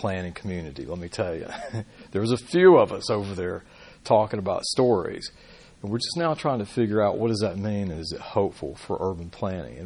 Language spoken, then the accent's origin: English; Birmingham, Alabama, United States; moved away; also born or lived in Oregon; I grew up in Birmingham.